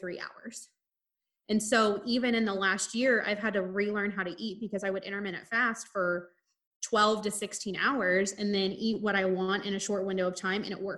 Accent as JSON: {"language": "English", "region": "Midwest", "country": "United States", "tie": "born or raised there", "said": "growing up in the Midwest"}